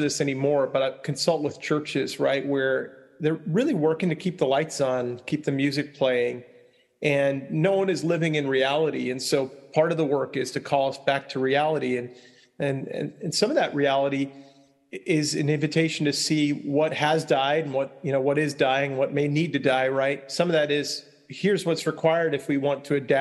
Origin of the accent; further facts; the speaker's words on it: Long Island, New York, United States; where I grew up on Long Island